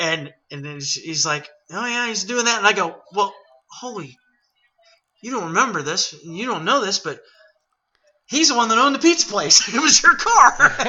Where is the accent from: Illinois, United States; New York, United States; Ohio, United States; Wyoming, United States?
Ohio, United States; Athens; I'm not far from where I grew up. I grew up on Radford Road, which is out towards the Ohio, the Athens Country Club, excuse me. And I live about 2 miles from there.